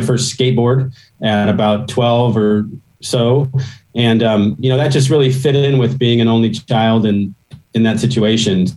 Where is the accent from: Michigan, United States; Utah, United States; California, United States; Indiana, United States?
California, United States; Pismo Beach; also born or lived in El Dorado Hills, California; I grew up on the Central Coast in a small town, Pismo Beach, California